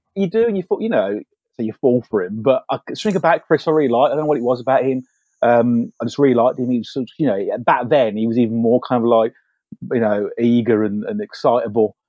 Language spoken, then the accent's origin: English; United Kingdom; as British filmmakers